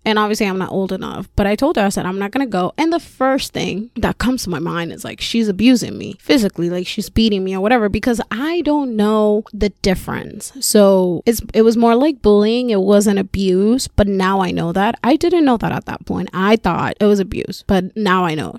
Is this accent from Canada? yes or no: no; Puerto Rico; first language Spanish; English is a second language; moved away as an adult; also born or lived in Florida; Born and raised in Puerto Rico